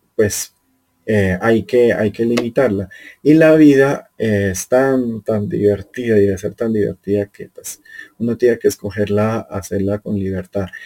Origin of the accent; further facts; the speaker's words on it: Colombia; yo soy colombiano, vivo aquí en Sudamérica